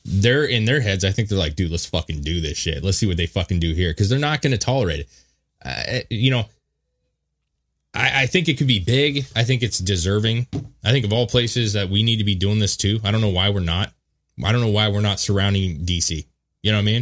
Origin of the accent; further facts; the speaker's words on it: United States; we've restrained ourselves as American citizens